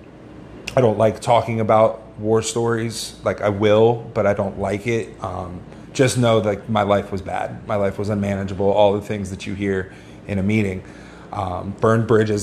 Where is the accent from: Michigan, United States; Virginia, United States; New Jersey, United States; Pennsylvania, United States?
Virginia, United States; Northern; moved away as an adult; now in South Florida, United States; originally I'm from Northern Virginia, just outside D.C